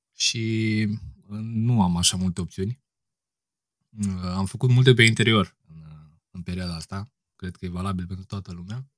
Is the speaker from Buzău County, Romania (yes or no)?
no; Piatra Neamț, Neamț County, Romania; now in Bucharest, Romania; Sunt din Piatra Neamț, locuiesc la București acum